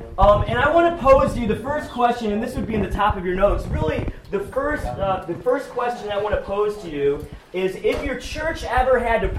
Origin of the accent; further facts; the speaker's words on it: Sandusky, Ohio, United States; also born or lived in Pittsburgh; now in Fremont, United States; I grew up in Ohio, grew up in Sandusky